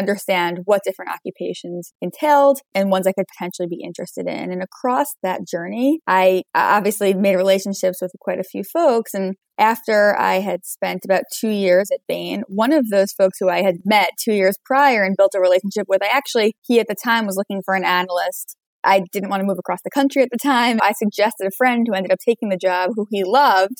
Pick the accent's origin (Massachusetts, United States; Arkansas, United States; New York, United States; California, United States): New York, United States; I grew up in New York, so have not strayed too far across the years